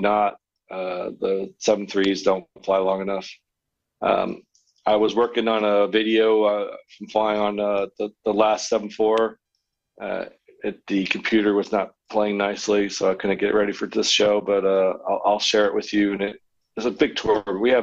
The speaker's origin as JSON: {"language": "English", "country": "United States", "tie": "born or raised there", "moved": "yes", "said": "I grew up around the Washington area"}